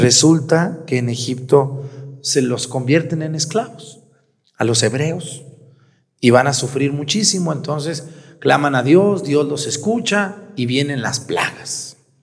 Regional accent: Jalisco, Mexico; also born or lived in Aguascalientes; now in Guerrero, Mexico; Yo nací en Jalisco.

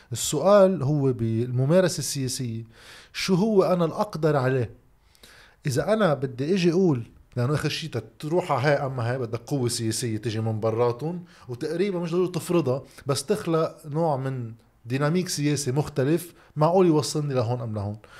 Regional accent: Lebanon; عندنا بلبنان

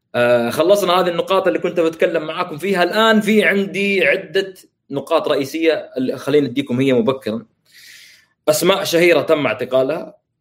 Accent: Saudi Arabia; عندنا في السعوديه

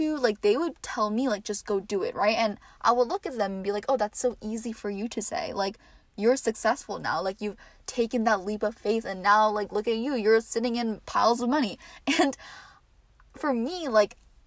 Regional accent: New Jersey, United States; also born or lived in New York City; I am from New Jersey and I go to college in the city, New York City, and I am home for the semester

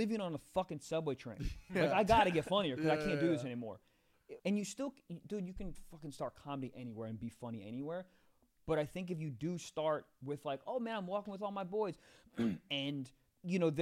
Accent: Maryland, United States; also born or lived in New York; now in Los Angeles, United States; I'm originally from like Maryland. Like it's like 5-10 minutes outside DMV? DC.

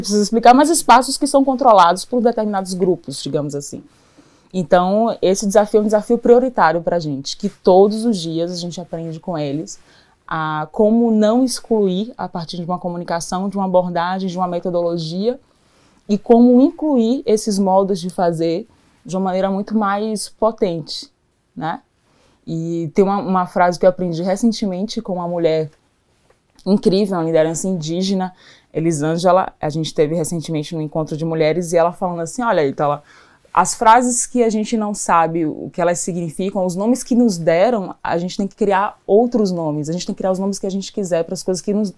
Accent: Salvador, Bahia, Brazil; sou de Salvador

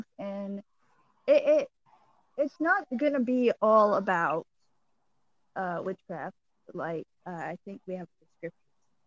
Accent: Cajun, Louisiana, United States; I'm your pagan Cajun

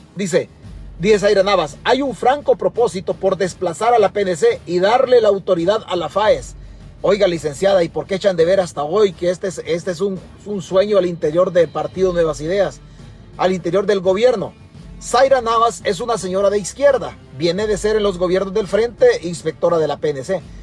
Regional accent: El Salvador; now in United States; Yo vivo accidentalmente en Estados Unidos, pero mi único territorio es El Salvador. Es la única tierra que tengo en el mundo

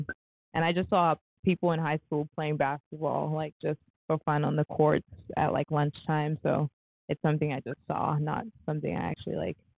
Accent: Ethiopia; born there; especially how I never actually lived in South Sudan. I was born in Ethiopia.

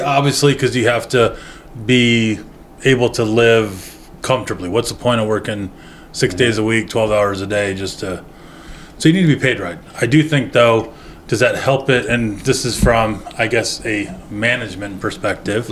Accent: Medford, Oregon, United States; moved away as an adult; being in my hometown

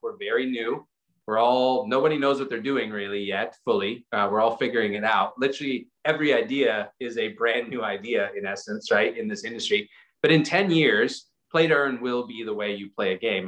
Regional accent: South Africa; moved away; go back to South Africa where I'm from

